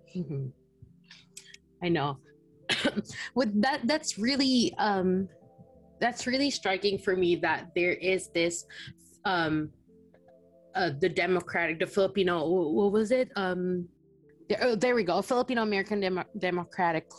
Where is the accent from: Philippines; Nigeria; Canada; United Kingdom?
Philippines; now in United States; I was born and raised in the Philippines